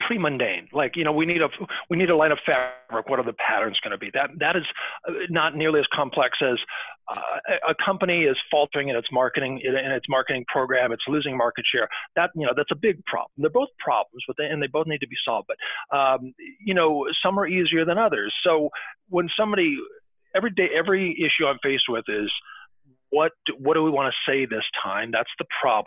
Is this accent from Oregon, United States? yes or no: no; Arizona, United States; moved away; when I was a kid growing up in Arizona